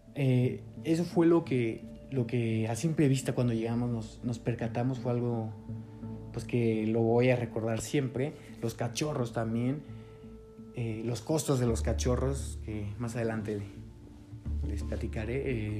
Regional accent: Mexico; soy documentalista eh, mexicano

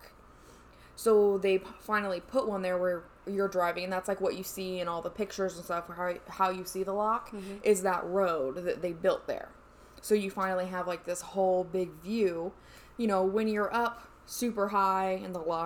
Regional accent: Indiana, United States; I'm from Indiana, so it's fucking all cornfields.

